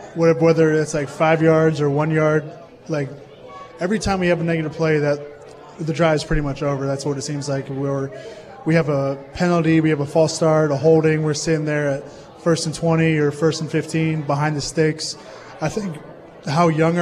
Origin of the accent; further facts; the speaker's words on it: Philadelphia, Pennsylvania, United States; moved away as an adult; now in Green Bay, United States; I grew up in Philadelphia.